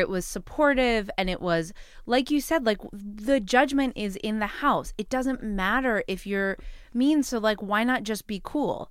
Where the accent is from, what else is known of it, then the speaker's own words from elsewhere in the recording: New York City, New York, United States; as a New Yorker